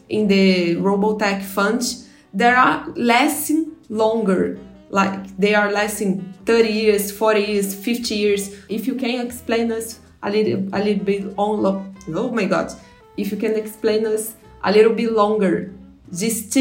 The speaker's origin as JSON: {"language": "English", "country": "Brazil", "tie": "born or raised there", "said": "I grew up here in Brazil without a cell phone. I was a child when I gained my first computer"}